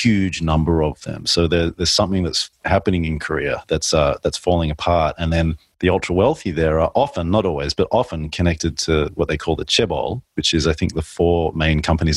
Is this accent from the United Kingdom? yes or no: no; Australia; a male growing up in Australia